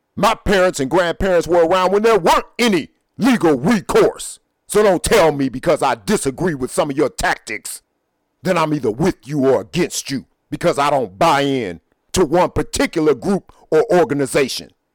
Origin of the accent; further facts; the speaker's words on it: United States; I consider myself a black man, a black American, but I am an American. I was born here.